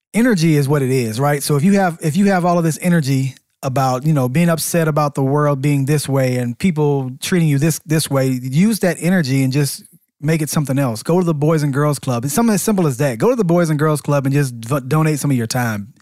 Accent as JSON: {"language": "English", "town": "Atlanta", "region": "Georgia", "country": "United States", "said": "we're both from Atlanta"}